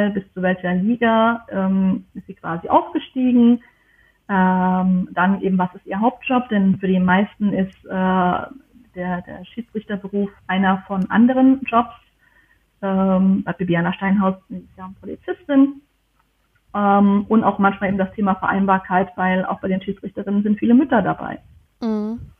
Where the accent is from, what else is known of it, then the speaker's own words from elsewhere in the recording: Germany; ich komme aus